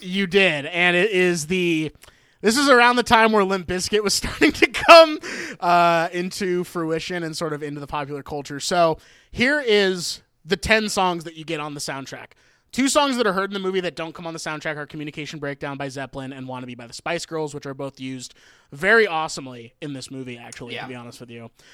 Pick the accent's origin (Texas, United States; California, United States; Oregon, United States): Oregon, United States; also born or lived in Cleveland, Ohio; in elementary school growing up in Oregon